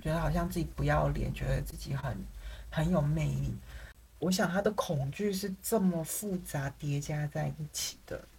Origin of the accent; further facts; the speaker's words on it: Taiwan; moved away; also born or lived in Paris, France; 我是台湾人